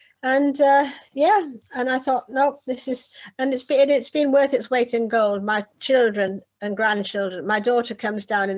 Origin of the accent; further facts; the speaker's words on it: Whitley Bay, North East England, United Kingdom; now in Hove, United Kingdom; I was living just in the south of England, but as you probably tell from my accent, I come from the north of England, from Whitley Bay, which is on the coast